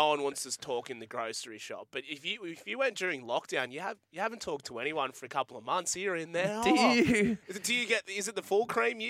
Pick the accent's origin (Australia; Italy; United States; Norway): Australia; I'm an Australian.